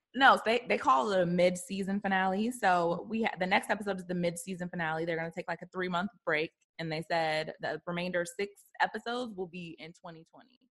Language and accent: English; Maryland, United States; moved away as an adult; now in Los Angeles, United States; my hometown, Maryland.